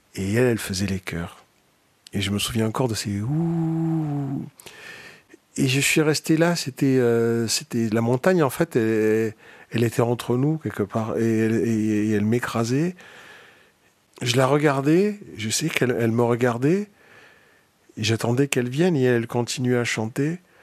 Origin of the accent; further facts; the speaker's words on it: Marseille, Provence-Alpes-Côte d'Azur, France; moved away as an adult; now in Paris, France; je viens de Marseille, où j'ai passé les 20 premières années de ma vie